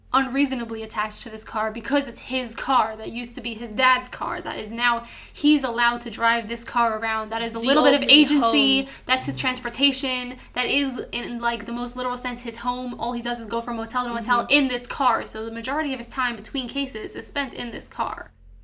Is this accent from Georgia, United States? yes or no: no; New York City, New York, United States; I'm from New York City.